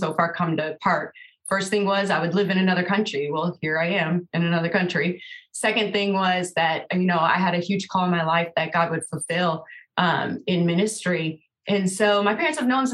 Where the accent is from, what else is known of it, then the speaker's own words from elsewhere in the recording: Canada; moved away; we're both from Canada originally